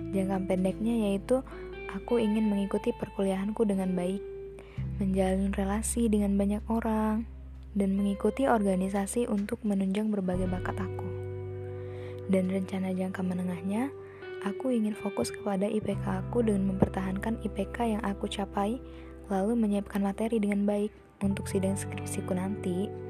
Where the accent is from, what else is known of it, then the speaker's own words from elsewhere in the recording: Lampung, Indonesia; Asal aku dari Lampung.